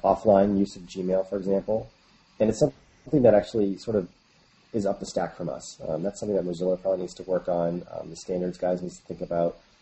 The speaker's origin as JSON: {"language": "English", "region": "New Hampshire", "country": "United States", "moved": "yes", "lives_now": "San Francisco, United States", "said": "I'm originally actually from the East Coast of the U.S., um, New Hampshire, actually, a small town, and I currently live in San Francisco."}